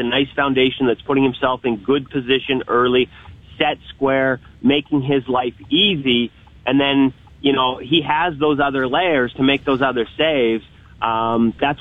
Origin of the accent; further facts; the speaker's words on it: Vancouver, British Columbia, Canada; I'm from Vancouver